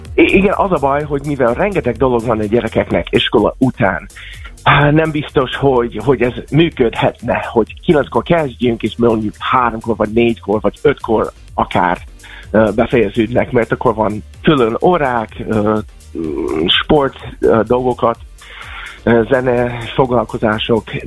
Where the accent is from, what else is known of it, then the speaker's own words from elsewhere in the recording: United States; now in Hungary; Amerikába jöttem föl, ott születtem, és amikor gimibe jártam